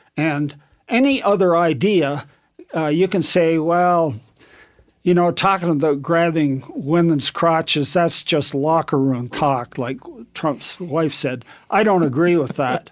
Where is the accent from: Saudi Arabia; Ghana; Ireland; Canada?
Canada; moved away as an adult; now in United States; I was born in Canada, raised to, went through university and then went to the States